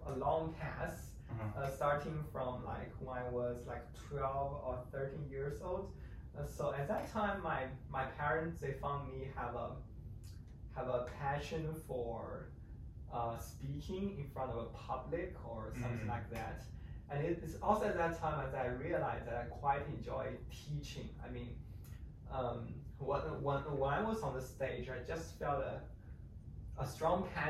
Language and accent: English; northern China, China; English is a second language; moved away as an adult; also born or lived in Beijing; now in San Diego, United States; I was born in China, the northern province. I was raised there. I spent the first 18 years of my life there.